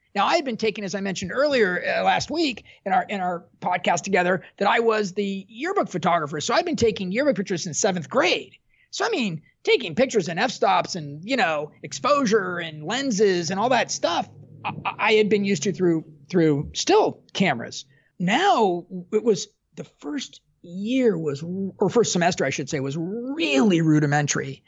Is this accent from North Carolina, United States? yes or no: no; Southern California, United States; I was from Southern California